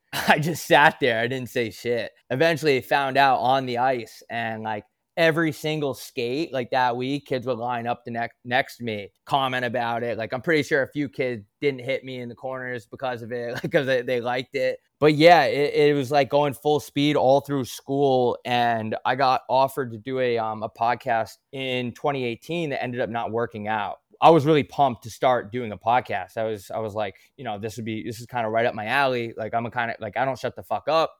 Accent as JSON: {"language": "English", "area": "Long Island", "region": "New York", "country": "United States", "tie": "born or raised there", "also_born_or_lived": "Arizona", "moved": "yes", "said": "I grew up playing on Long Island, strictly roller hockey, pretty much my whole life"}